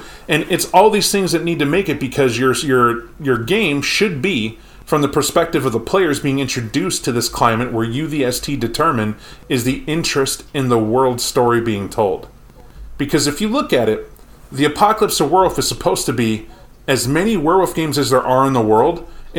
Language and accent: English; Mexico; I'm from Mexico and just found out I'm a get a Fenris somehow.